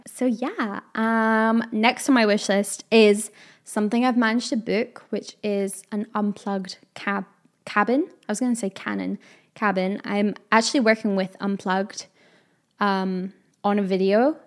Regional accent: United Kingdom; I am a Brit, so it is autumn

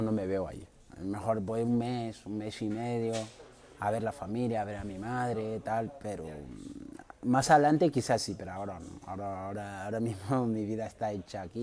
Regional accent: Mauritania; also born or lived in Ponferrada, Spain; now in Madrid, Spain; Yo soy de Mauritania.

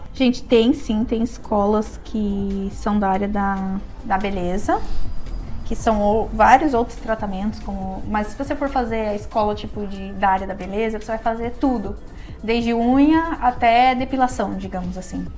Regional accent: Serra Gaúcha, Rio Grande do Sul, Brazil; moved away as an adult; now in Australia; sou da Serra Gaúcha, lá do Brasil.

